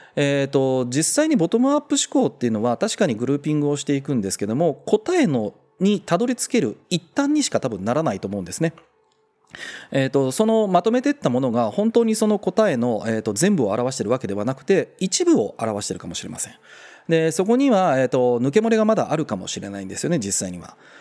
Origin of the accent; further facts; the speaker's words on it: Kansai, Japan; now in Tokyo, Japan; 関西人ですけど